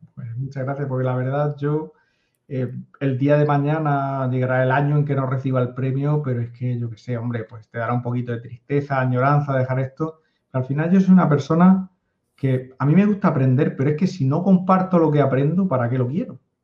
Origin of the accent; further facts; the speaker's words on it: a coastal town in the Murcia area, Region of Murcia, Spain; yo soy una persona que vive en un pueblo de la costa de España de 14.000 habitantes, a 500 kilómetros de Madrid